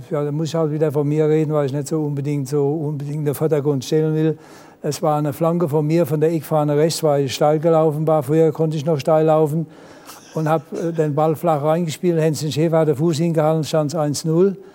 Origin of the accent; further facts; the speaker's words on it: Germany; Ich sage, nee, ich bin Deutscher nichts Franzos.